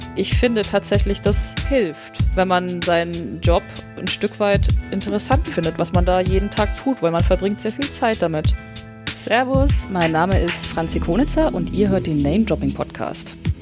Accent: Upper Franconia, Bavaria, Germany; moved away as an adult; also born or lived in Bamberg / York, England / Munich; ich äh, bin in Oberfranken aufgewachsen. Also auch Bayern, aber nicht München.

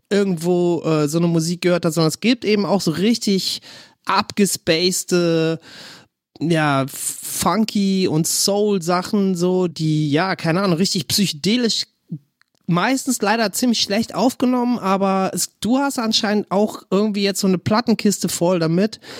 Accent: Berlin, Germany; Wenn ich daran zurückdenke, so ist für mich als Berliner auf jeden Fall nicht wegzudenken, weil der ganze Slang ist dadurch geprägt

